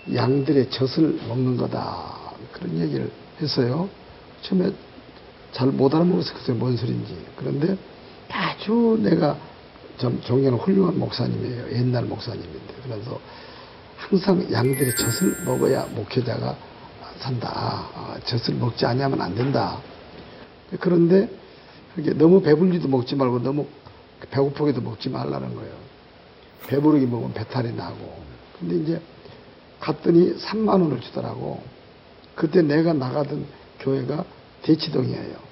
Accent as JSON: {"language": "Korean", "country": "Kenya", "second_language": "Korean", "moved": "yes", "lives_now": "South Korea", "said": "케냐에서 왔습니다. 현재 예원교회에서 훈련받고 있습니다"}